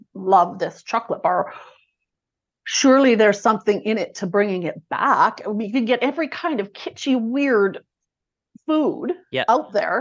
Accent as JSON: {"language": "English", "town": "Edmonton", "region": "Alberta", "country": "Canada", "tie": "born or raised there", "also_born_or_lived": "southern Saskatchewan / Arkansas", "said": "born in Edmonton, grew up in Edmonton, did a stint for grade 12 in southern Saskatchewan"}